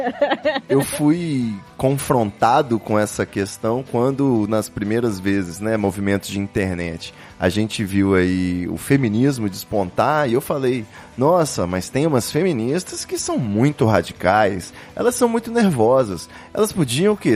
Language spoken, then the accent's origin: Portuguese; Rio de Janeiro, Brazil; Eu também sou carioca.